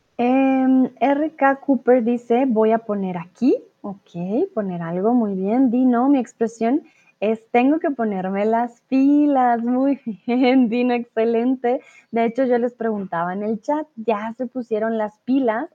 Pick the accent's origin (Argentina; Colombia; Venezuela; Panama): Colombia